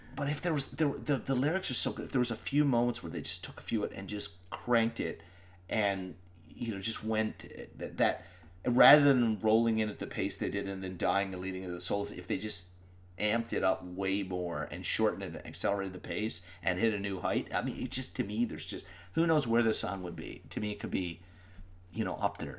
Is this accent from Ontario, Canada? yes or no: no; Newfoundland and Labrador, Canada; also born or lived in Ireland; we're Newfoundlanders